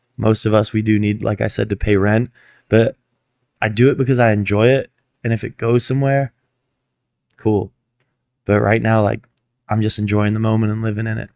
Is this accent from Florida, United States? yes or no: yes; Fort Lauderdale, Florida, United States; moved away as an adult; now in Los Angeles, United States; my hometown